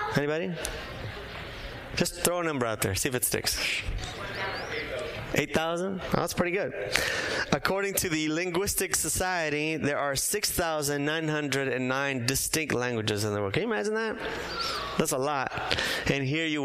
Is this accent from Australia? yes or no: no; Bolivia; moved away; also born or lived in San Diego; I was born in Bolivia, grew up there, but from time to time we would visit my mom's relatives in Brazil